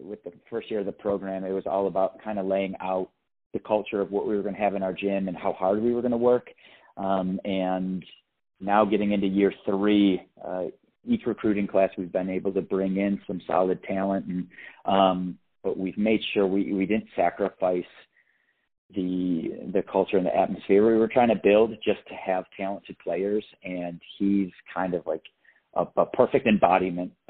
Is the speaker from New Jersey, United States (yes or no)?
no; Buffalo, New York, United States; I'm from the Buffalo area